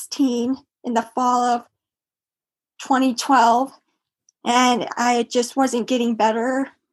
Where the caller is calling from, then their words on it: Cedar Rapids, Iowa, United States; Cedar Rapids, Iowa.